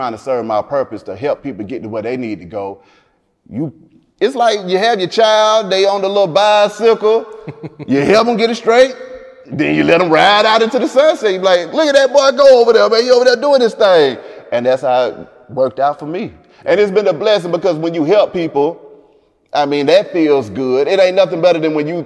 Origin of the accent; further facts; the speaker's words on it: Atlanta, Georgia, United States; I grew up on the West Side, up and down from Bankhead to MLK, to Cascade, to Camden Road